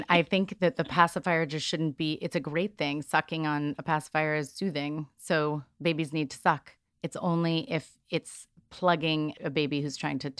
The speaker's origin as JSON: {"language": "English", "region": "New York", "country": "United States", "said": "I'm from New York"}